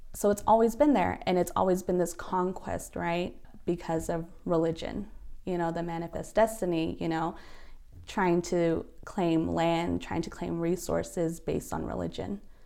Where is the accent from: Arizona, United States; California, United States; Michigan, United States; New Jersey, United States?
Arizona, United States; Gray Mountain; now in Albuquerque, United States; I'm originally from Gray Mountain, Arizona, which is northern Arizona, but I reside here in Albuquerque, New Mexico